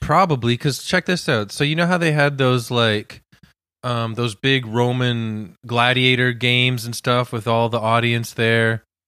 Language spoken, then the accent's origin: English; Canada; We're Canadian